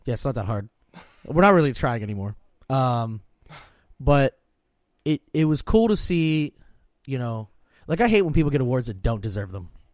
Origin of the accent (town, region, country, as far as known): Pennsylvania, United States